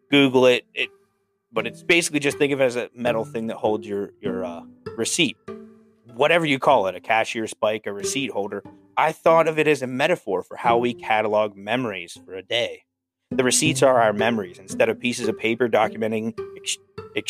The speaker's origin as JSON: {"language": "English", "region": "South Central Pennsylvania", "country": "United States", "tie": "born or raised there", "moved": "yes", "lives_now": "Pittsburgh, United States", "said": "where I grew up in South Central Pennsylvania"}